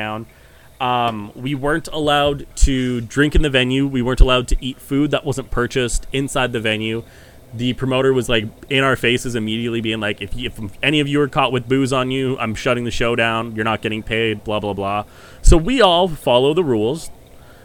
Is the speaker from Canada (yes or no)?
yes; Canada; we're Canadian